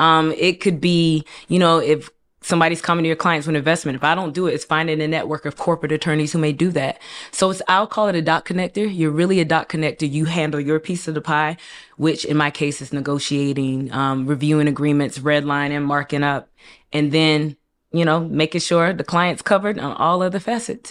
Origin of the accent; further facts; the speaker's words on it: Raleigh, North Carolina, United States; moved away as an adult; also born or lived in Durham, North Carolina / Hillside, New Jersey; I'm from Raleigh, North Carolina.